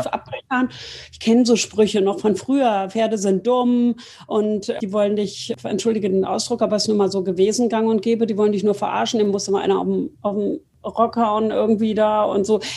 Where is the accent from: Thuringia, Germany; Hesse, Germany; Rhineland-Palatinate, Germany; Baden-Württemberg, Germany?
Hesse, Germany; near Frankfurt am Main; ich bin bei Tomburg bei Frankfurt am Main aufgewachsen